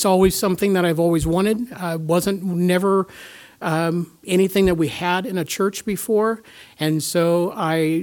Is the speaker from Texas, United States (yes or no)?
no; Topeka, Kansas, United States; now in Kansas City, United States; it's just Corey and I here in Kansas City. We are from Topeka as well